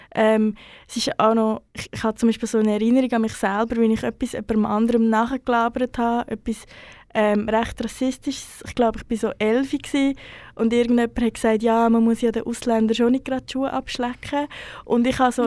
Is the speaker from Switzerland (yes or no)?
yes; Central Switzerland, Switzerland; moved away; also born or lived in Bern; in meinem Umfeld, wo ich aufgewachsen bin, recht ähm, festes Narrativ vorherrscht, dass ähm, die Schweiz oder spezifisch die Innerschweiz ähm, überhaupt nichts mit der Kolonialgeschichte zu tun hat